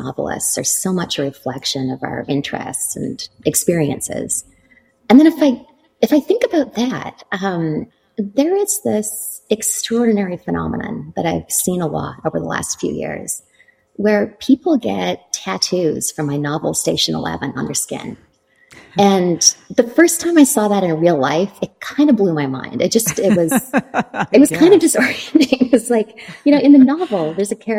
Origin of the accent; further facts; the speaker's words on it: Canada; moved away as an adult; also born or lived in Toronto, Canada; now in New York City, United States; I'm from Canada and I trained in contemporary dance.